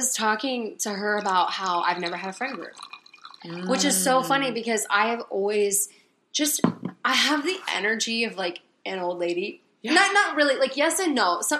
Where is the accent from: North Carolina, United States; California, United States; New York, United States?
North Carolina, United States; Concord; also born or lived in Raleigh, North Carolina; I was still in Concord, where we went to high school